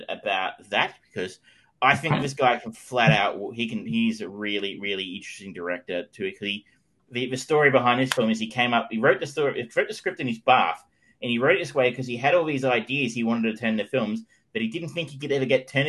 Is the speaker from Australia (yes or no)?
yes; Australia; I was an Australian